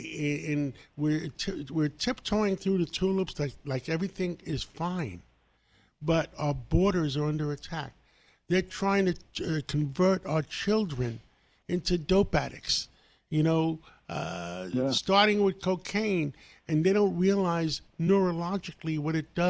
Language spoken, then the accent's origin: English; New York City, New York, United States; English is a second language; I grew up in Harlem